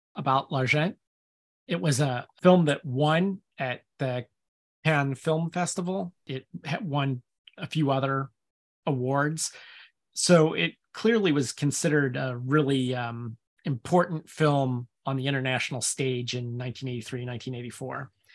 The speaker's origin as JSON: {"language": "English", "country": "United States", "said": "I'm American"}